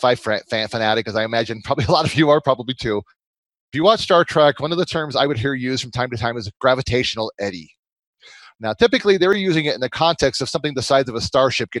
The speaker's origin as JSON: {"language": "English", "region": "Michigan", "country": "United States", "moved": "yes", "said": "I'm from Michigan originally"}